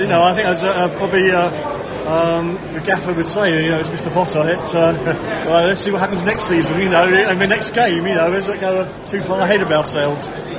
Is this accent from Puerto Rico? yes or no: no; South East England, United Kingdom; now in Hastings, United Kingdom